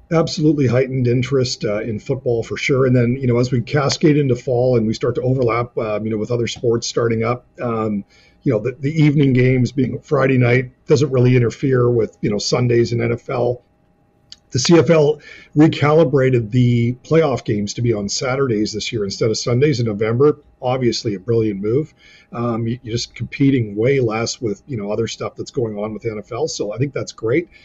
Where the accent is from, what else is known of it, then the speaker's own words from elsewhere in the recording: British Columbia, Canada; as a British Columbia